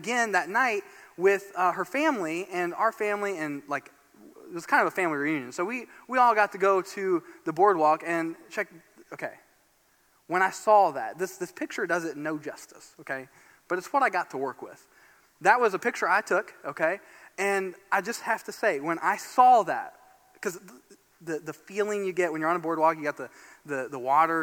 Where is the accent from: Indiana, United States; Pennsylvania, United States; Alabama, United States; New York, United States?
Indiana, United States; Fort Wayne; I grew up in Indiana, in Fort Wayne, Indiana, northeast Indiana